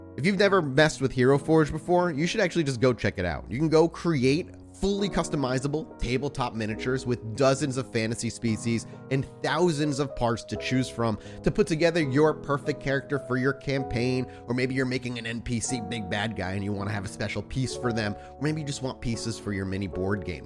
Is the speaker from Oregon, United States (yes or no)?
no; Massachusetts, United States; this is in my home state.